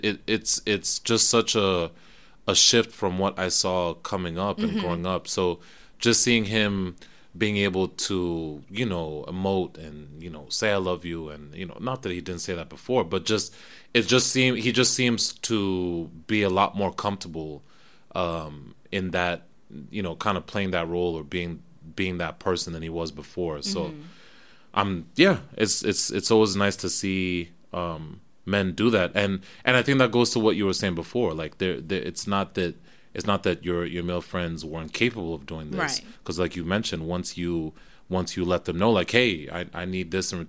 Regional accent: Kenya; I grew up, I'm Kenyan, so I grew up in a very African household as well

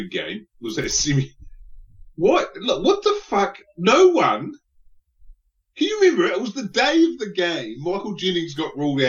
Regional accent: New Zealand; As a New Zealander

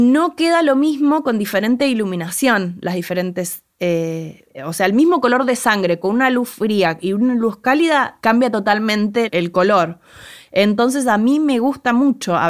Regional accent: Arrecifes, Buenos Aires Province, Argentina

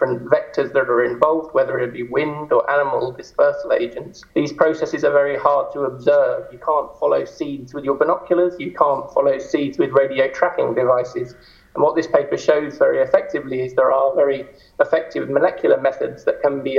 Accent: United Kingdom; moved away as an adult; also born or lived in Edinburgh / Aberdeen; now in Zurich, Switzerland; I'm a Brit in origin

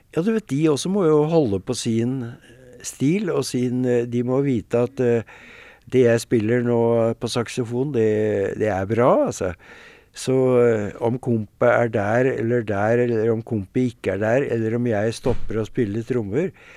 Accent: Norway; vi er ikke fra Harlem, vi er fra Norge

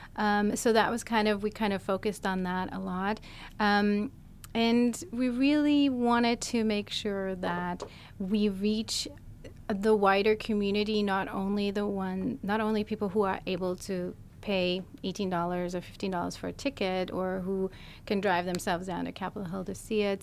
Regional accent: Germany; moved away as an adult; also born or lived in California / Bay Area / Los Angeles; now in Seattle, United States; I'm actually originally from Europe. I was born in Germany, moved to California initially

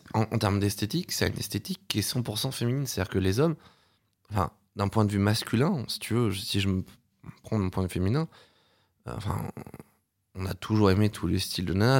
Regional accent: Paris, Île-de-France, France; j'ai grandi à Paris

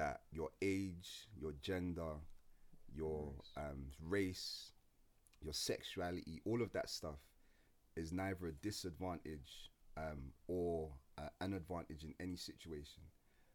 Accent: Croydon, London, United Kingdom; growing up in Croydon

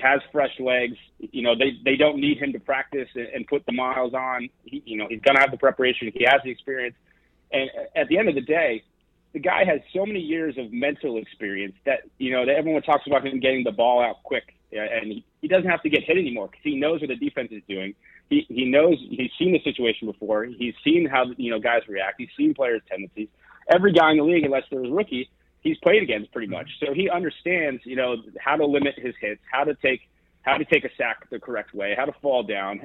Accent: Newport, Rhode Island, United States; moved away; I was born in Newport, Rhode Island. Um, grew up my early early days in Rhode Island

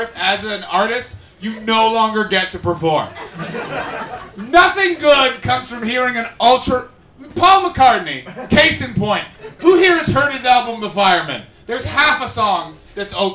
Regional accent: Canada; moved away; I come from Canada

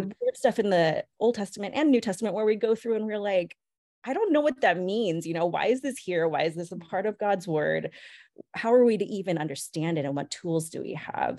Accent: San Luis Obispo, California, United States; born or raised there; also born or lived in Monterey Park, California

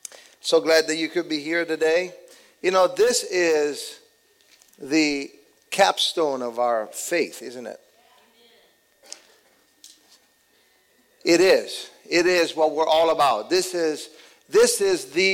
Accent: Italy; now in United States; I was born and raised in Italy

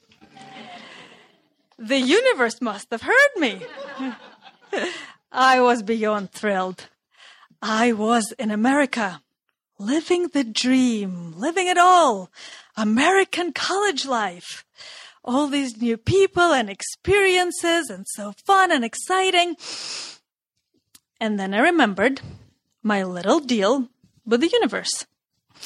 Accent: Russia; moved away; Growing up in Russia

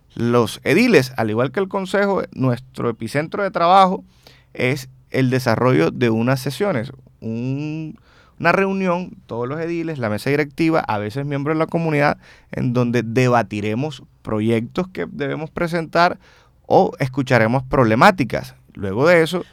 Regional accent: Barranquilla, Atlántico, Colombia; also born or lived in Tierralta, Córdoba, Colombia; una vez vinimos a Barranquilla, tuve la oportunidad de estudiar mi bachillerato, de estudiar eh, mi universidad, especializarme, bueno, hacer mi familia en Barranquilla

